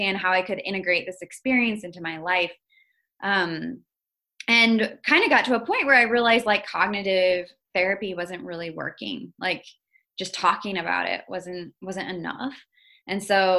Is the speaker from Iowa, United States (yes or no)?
yes; Iowa, United States; also born or lived in Indonesia; I grew up in Iowa.